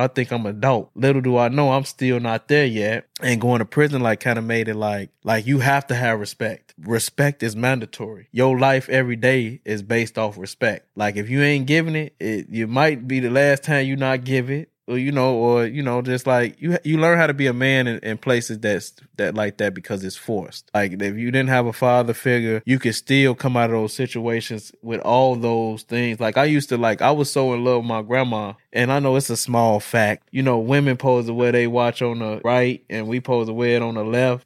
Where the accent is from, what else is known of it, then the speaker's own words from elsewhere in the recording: Chicago, Illinois, United States; now in Madison, United States; I was born and raised in Chicago